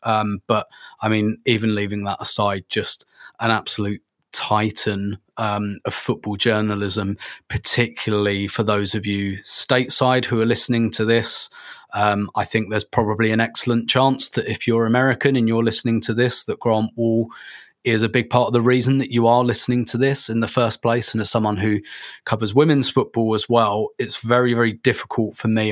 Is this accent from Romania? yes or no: no; England, United Kingdom; we're all from England